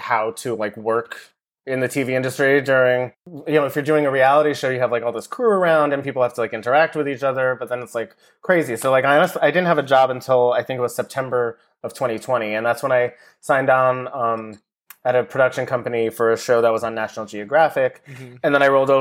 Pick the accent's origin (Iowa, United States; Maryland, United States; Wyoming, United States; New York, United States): New York, United States; Westchester; moved away as an adult; now in Jersey City, United States; I grew up in Westchester, which is only like an hour north of Manhattan anyway.